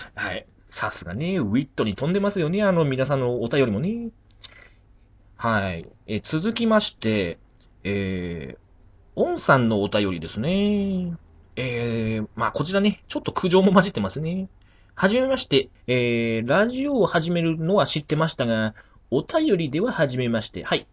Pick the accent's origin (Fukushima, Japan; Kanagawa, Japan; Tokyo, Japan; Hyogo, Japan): Fukushima, Japan; 福島県出身